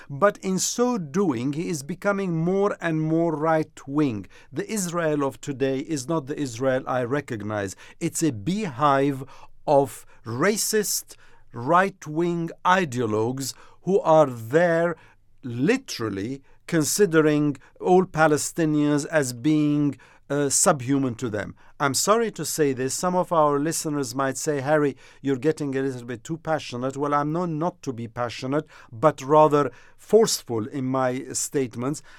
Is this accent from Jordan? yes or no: yes; Jordan; I'm from Jordan.